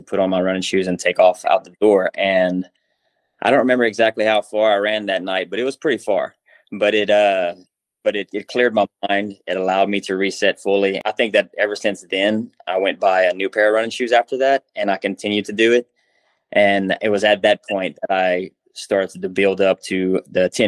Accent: Louisiana, United States; I was born in Louisiana and grew up playing every sport that the school offered ever since I was a little kid

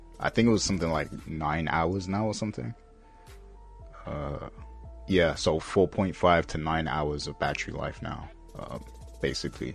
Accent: United Kingdom; I'm British

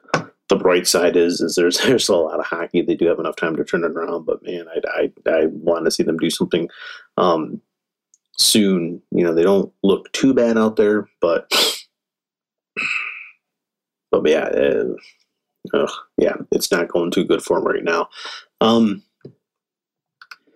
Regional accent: Michigan, United States; now in Arizona, United States; I grew up in Michigan, so I'm a Michigan fan

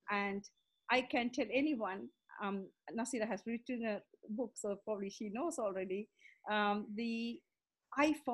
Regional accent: Sri Lanka; also born or lived in India; now in London, United Kingdom; I live in London. I'm originally from Sri Lanka. And um, so, to give a background of my story, I grew up in Sri Lanka.

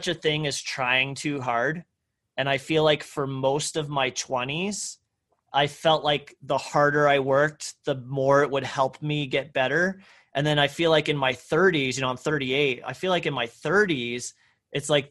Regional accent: Parker, Texas, United States; I grew up on a horse ranch in Texas, you know, in a very rural town called Parker, you know, about an hour northeast of Dallas

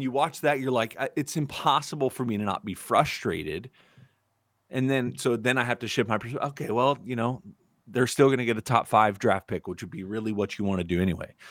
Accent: United States; we're American.

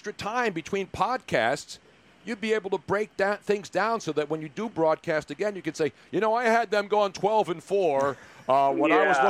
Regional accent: Philadelphia, Pennsylvania, United States; I'm from Philly. I'm from Philly, and I'm Italian

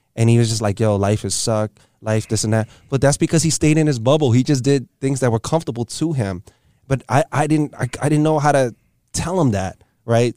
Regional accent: New York City, New York, United States; I grew up in L E S

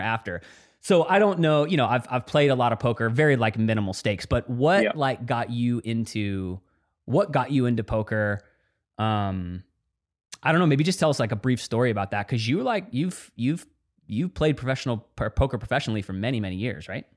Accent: Dallas, Texas, United States; I grew up in Dallas, Texas

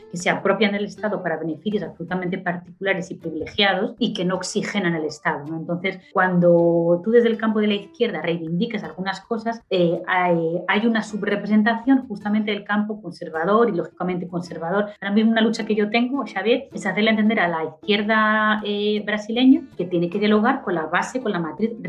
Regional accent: Spain; now in Brazil; yo, a pesar de ser española, ya me considero brasileña porque hace mucho que vivo allí

